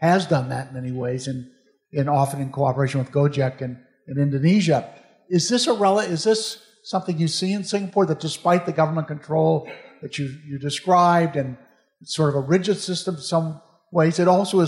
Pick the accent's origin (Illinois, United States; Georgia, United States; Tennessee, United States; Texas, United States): Illinois, United States; Chicago; moved away; I'm from Chicago